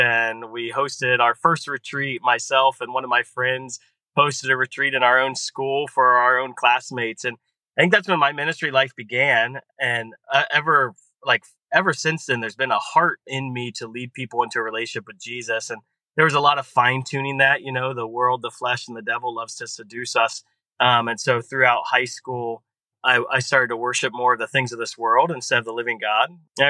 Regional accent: Columbus, Ohio, United States; I grew up in Columbus and grew up in an amazing Catholic family.

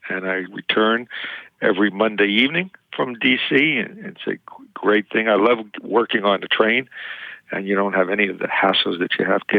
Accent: Queens, New York, United States; I'm from Queens.

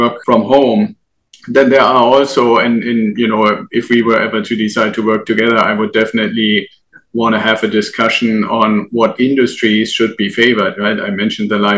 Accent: Germany; moved away as an adult; now in United States; I'm originally from Germany. And when I first came to the US

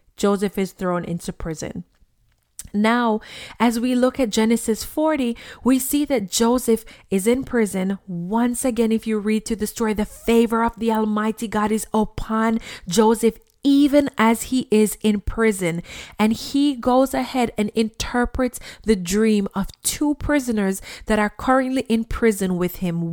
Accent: Jamaica; when I was a child growing up in Jamaica

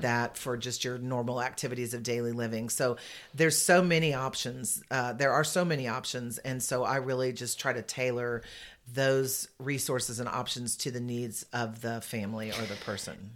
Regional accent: San Antonio, Texas, United States; I'm from San Antonio, and I've been in senior living

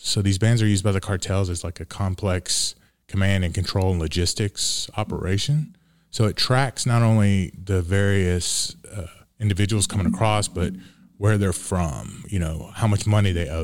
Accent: Montgomery County, Texas, United States; I'm from Montgomery County, Texas

